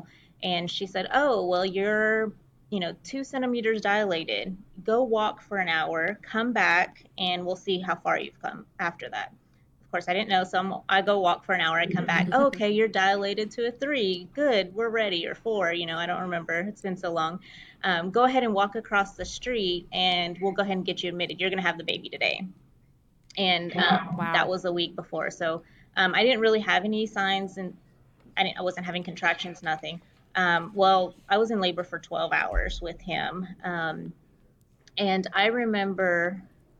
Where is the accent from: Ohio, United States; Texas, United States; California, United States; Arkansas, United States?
Texas, United States; Fort Worth; I am from Fort Worth, Texas, which is close to Dallas